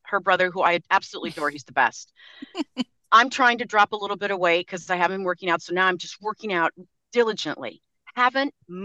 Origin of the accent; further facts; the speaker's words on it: La Jolla, California, United States; I grew up in La Jolla, California, and I was at the beach all the time